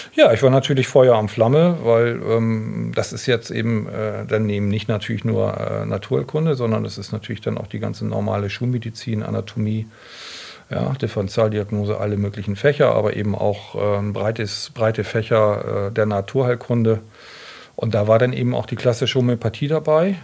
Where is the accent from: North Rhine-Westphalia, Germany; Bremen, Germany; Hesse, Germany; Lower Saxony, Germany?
Bremen, Germany; Bremerhaven; moved away; ich komme ja aus Bremerhaven, also bin echter Fischkopf und ähm, habe dort in Bremerhaven mein Abitur gemacht